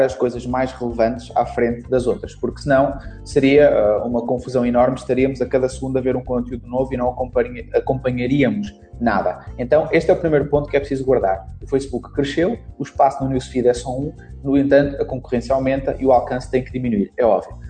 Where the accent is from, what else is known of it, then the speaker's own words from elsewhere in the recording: Portugal; accent: European Portuguese; also born or lived in Brazil; eu sou brasileiro, mas vim para Portugal com 3 anos, então perdi praticamente o sotaque